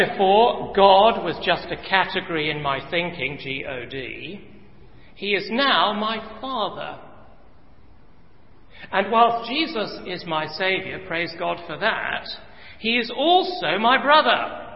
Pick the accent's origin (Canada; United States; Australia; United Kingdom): United Kingdom; England; I come from England